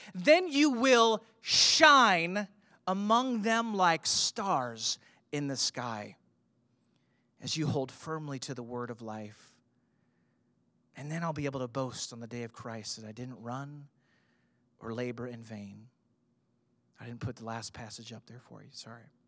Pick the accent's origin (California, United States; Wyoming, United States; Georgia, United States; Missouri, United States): Missouri, United States; St. Louis; I grew up in Saint Louis. You know, I, I was a suburb kid